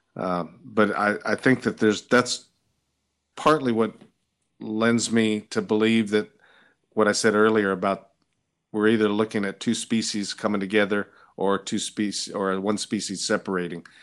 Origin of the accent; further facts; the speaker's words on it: California, United States; moved away as an adult; also born or lived in Washington, D.C.; growing up in California